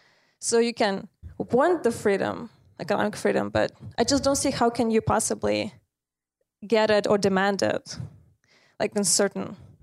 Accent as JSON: {"language": "English", "country": "Russia", "tie": "born or raised there", "also_born_or_lived": "Soviet Union / Ukraine", "second_language": "English", "said": "I was born in Soviet Union, spent many years there. Then I was raised in Russia and Ukraine."}